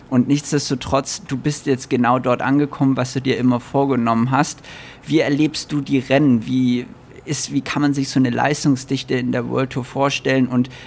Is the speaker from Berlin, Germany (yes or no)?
yes; Berlin, Germany; also ich würde sagen, Berlin ist auf jeden Fall meine Heimat, ja.